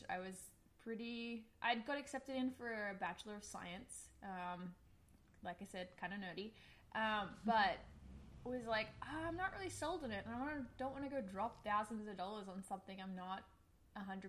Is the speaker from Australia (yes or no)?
yes; Australia; moved away as an adult; there is an accent. I'm an Australian, immigrated here a few years ago